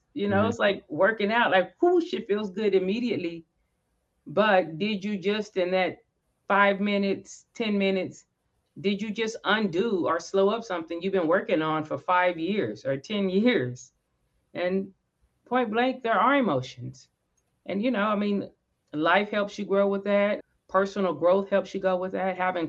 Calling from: Dallas, Texas, United States; Dallas, Tejas, Dallas, Texas, the DFW area.

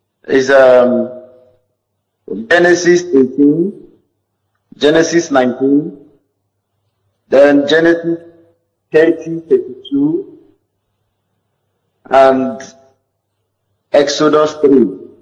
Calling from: Bayelsa, Nigeria; I'm calling from Bayelsa.

